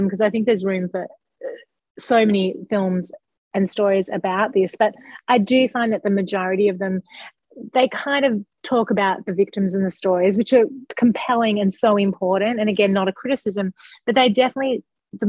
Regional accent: Australia; moved away as an adult; now in United States; I'm Australian, but I've lived in America since 2004. But I was actually visiting home in 2019

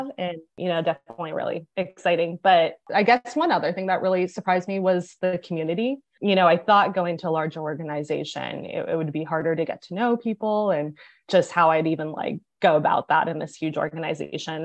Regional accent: Bay Area, north of San Francisco, California, United States; moved away as an adult; also born or lived in Texas; now in Houston, United States; Originally, I'm from the Bay Area, so just north of San Francisco

